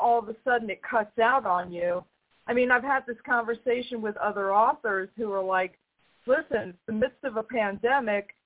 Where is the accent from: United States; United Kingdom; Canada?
United States; New York; being from New York, having grown up in the town near him